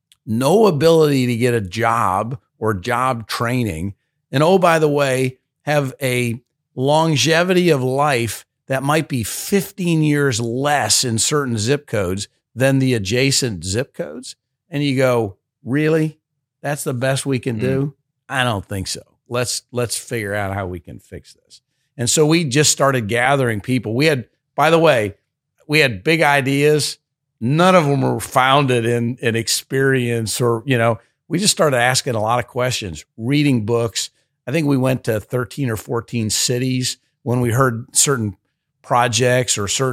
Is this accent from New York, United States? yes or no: no; Chicago, Illinois, United States; I wasn't even from this area. I grew up in South Side of Chicago.